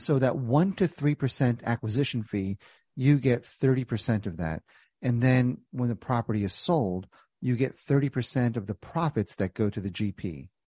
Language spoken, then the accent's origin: English; New Jersey, United States; I grew up in Jersey